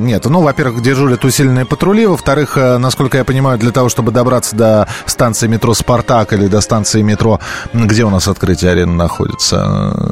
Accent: Moscow, Russia; москвич, проживший сорок лет в Москве

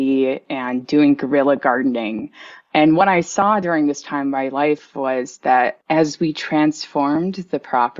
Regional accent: Buffalo, New York, United States; I was born in New York City, but grew up in Buffalo, New York

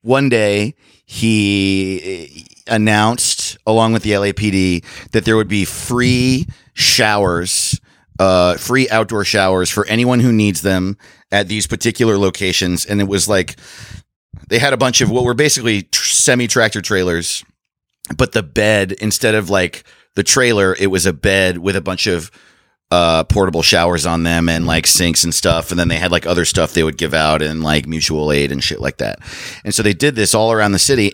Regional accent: Orange County, New York, United States; I grew up in Orange County, New York, and our biggest city is Newburgh.

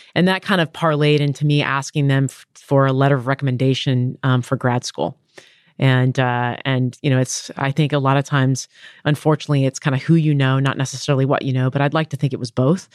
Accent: Downey, California, United States; I grew up in Downey, California

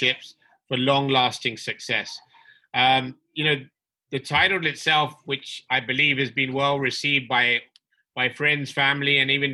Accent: London, United Kingdom; moved away as an adult; also born or lived in Dubai, United Arab Emirates; now in Mumbai, India; I was born and brought up in London, UK, where I lived for 20 years before moving to Dubai

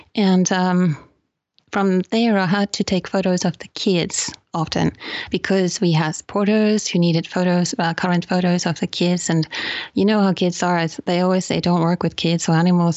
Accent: Finland; also born or lived in United Kingdom; now in Guilin, China; I'm from Finland.

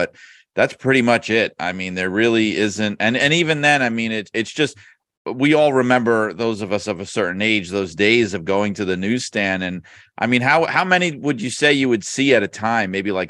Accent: New York City, New York, United States; I grew up in New York City

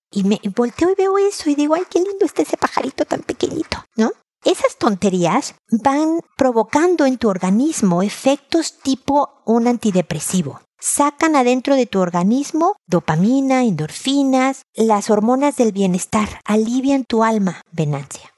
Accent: Mexico; now in Chile; México, de donde yo soy

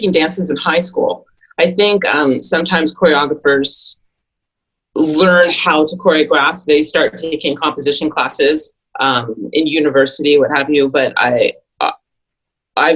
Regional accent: Toronto, Ontario, Canada; moved away as an adult; now in New York City, United States; I'm actually from Toronto, Canada.

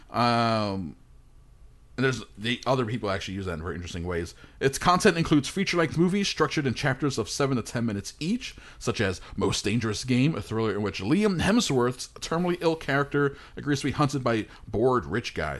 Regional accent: New York, United States; me in my house growing up in New York with my parents

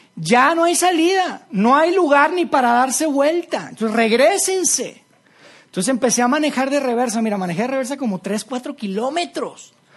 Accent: Monterrey, Nuevo León, Mexico; moved away; mi familia y, yo somos de, somos de Monterrey

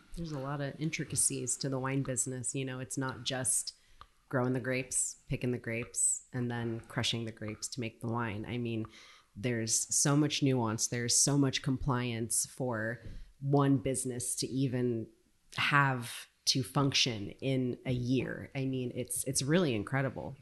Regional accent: Santa Rosa, California, United States; I grew up just over the hill in, in Bennett Valley in Santa Rosa.

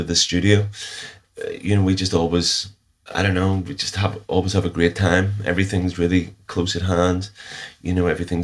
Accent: Northern Ireland, United Kingdom; growing up in the Troubles, I was actually spending a lot of time watching films. A lot of time you just weren't allowed out

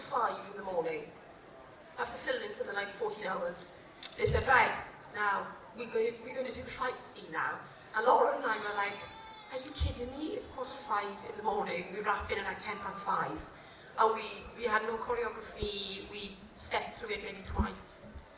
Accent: Welsh, Wales, United Kingdom; I'm Welsh

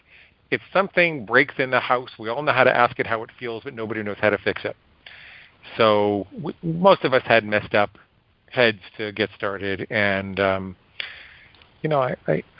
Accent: Great Neck, New York, United States; also born or lived in Stony Brook, New York / Syosset, New York; I grew up in Great Neck.

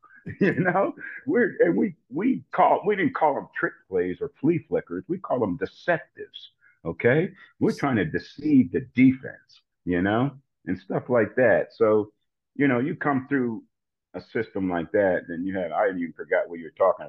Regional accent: New Jersey, United States; And so, I'm a Baptist from New Jersey.

